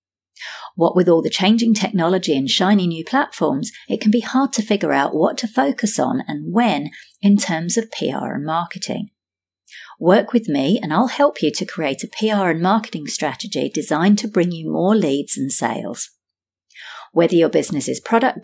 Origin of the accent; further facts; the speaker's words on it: London, United Kingdom; accent: British; now in Sydney, Australia; I'm originally from London, UK, now based in Sydney, Australia.